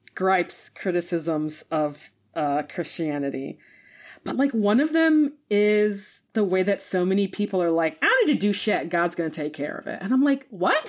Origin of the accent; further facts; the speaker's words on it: United States; as an American